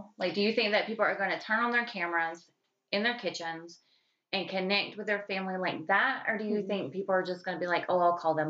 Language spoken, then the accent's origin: English; the South, United States; accent: Southern twang; So we're from the South, and the throwdown goes extremely deep when it comes to hereditary cooking.